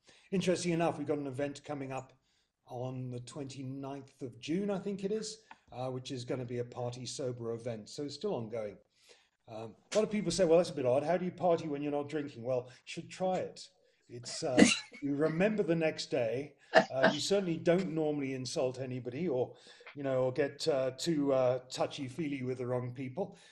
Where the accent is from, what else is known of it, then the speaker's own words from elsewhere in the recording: United Kingdom; moved away as an adult; now in South Africa; I'm British by birth